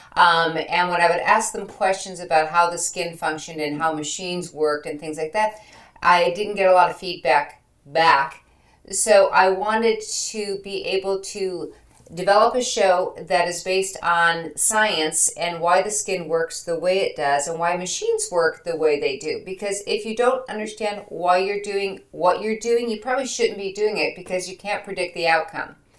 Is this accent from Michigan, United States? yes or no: yes; Michigan, United States; I am from Michigan.